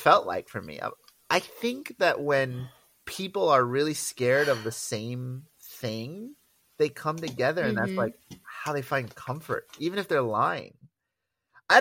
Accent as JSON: {"language": "English", "town": "Los Angeles", "region": "California", "country": "United States", "tie": "born or raised there", "said": "I grew up in Los Angeles."}